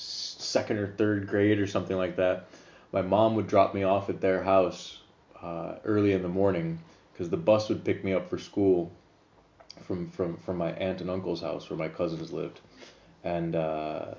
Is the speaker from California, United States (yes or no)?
no; Joliet, Illinois, United States; also born or lived in Plainfield, Illinois; I came from Joliet, Illinois, which is kind of a ghetto town and really ghetto schools.